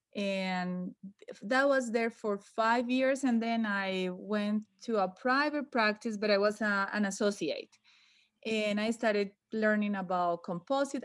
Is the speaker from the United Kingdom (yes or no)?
no; Medellín, Antioquia, Colombia; English is a second language; moved away as an adult; now in United States; Medellin, my hometown